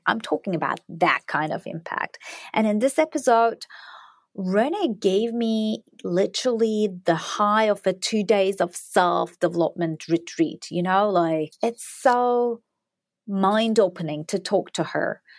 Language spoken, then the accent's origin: English; Turkey; moved away; I'm from Turkey